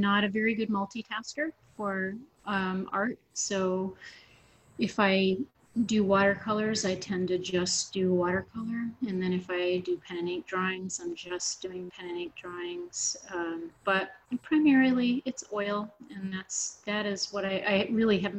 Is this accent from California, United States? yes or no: no; Swanzey, New Hampshire, United States; also born or lived in Keene, New Hampshire; I'm a native New Hampshireite, and I was born in Keene, and raised in Swansea, and we were kind of out in the woods